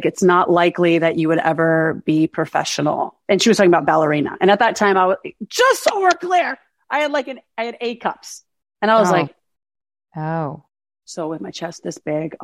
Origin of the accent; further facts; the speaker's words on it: Birmingham, Alabama, United States; moved away as an adult; now in Los Angeles, United States; I'm originally from Birmingham, Alabama, but I've lived in LA for 21 years.